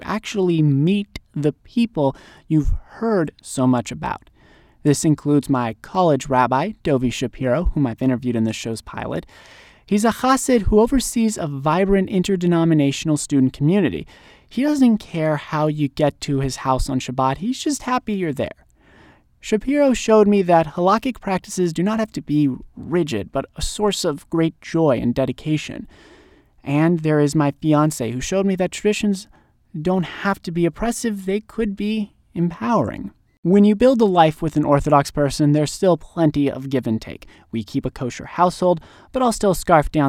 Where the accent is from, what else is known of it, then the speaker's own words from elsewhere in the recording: near Los Angeles, California, United States; moved away as an adult; I myself grew up near Los Angeles, but due to factors like the pandemic and moving east